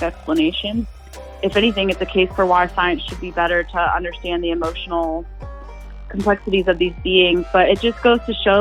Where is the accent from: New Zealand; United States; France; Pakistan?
United States; Ohio; growing up in Ohio